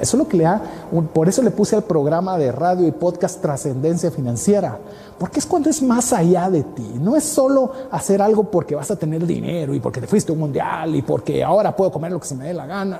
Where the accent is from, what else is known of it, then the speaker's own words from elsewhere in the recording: Guatemala; te hablo como guatemalteco